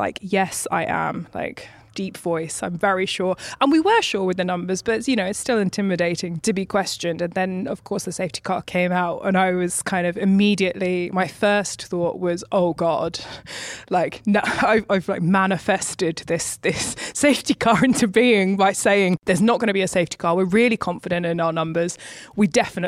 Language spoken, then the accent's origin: English; United Kingdom; being a British woman